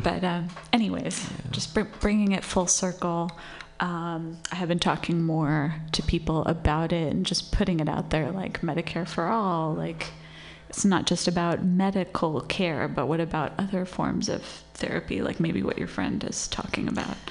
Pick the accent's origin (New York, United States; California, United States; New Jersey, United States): California, United States; Santa Monica; moved away; In Los Angeles, where I grew up.